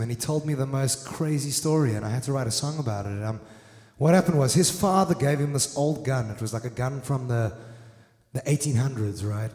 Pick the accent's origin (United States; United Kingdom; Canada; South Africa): South Africa; now in Netherlands; back in South Africa